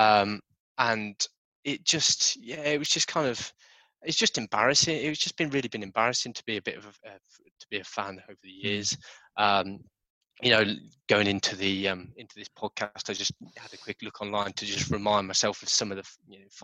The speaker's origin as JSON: {"language": "English", "town": "Nottingham", "region": "East Midlands", "country": "United Kingdom", "tie": "born or raised there", "moved": "yes", "lives_now": "Kent, United Kingdom", "said": "I was born in Nottingham."}